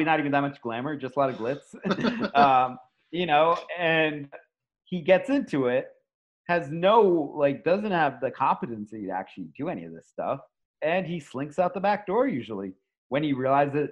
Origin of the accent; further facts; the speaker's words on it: New York, United States; I know we're from New York